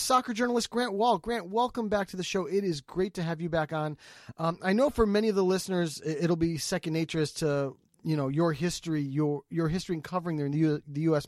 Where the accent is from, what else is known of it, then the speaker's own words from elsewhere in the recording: United States; for me as an American